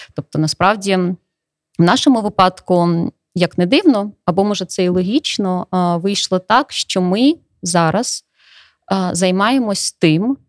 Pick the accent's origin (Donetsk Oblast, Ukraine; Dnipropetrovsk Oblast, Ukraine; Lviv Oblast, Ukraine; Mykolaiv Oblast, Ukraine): Donetsk Oblast, Ukraine; moved away as an adult; now in Ivano-Frankivsk, Ukraine; я з Донецької області